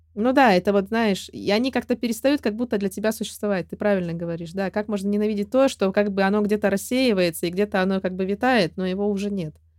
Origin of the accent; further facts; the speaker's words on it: Russia; я родилась и выросла в России